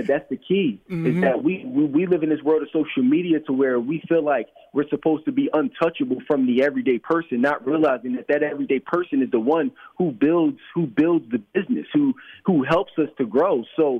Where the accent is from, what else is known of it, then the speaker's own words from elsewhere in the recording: Philadelphia, Pennsylvania, United States; I grew up in Philadelphia my entire life, and every single day when I would work downtown, when I used to work for the bank, I would walk by the Ritz-Carlton Hotel